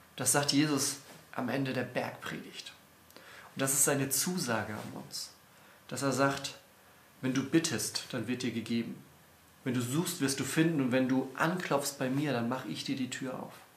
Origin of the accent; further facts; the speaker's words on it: Northern Germany, Germany; als Norddeutscher